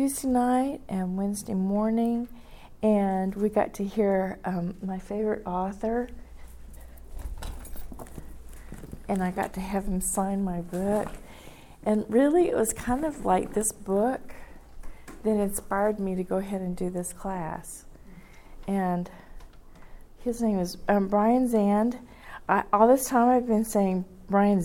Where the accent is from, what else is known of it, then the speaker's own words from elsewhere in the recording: Fort Worth, Texas, United States; moved away; I grew up in Fort Worth